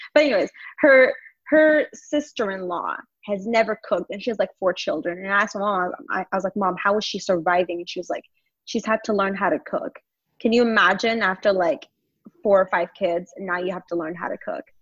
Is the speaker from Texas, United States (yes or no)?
yes; Longview, Texas, United States; now in Dallas, United States; I grew up in Longview, Texas